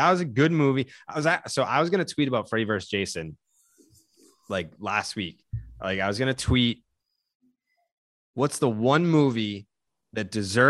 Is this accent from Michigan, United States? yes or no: no; North Shore, Massachusetts, United States; I grew up in the North Shore.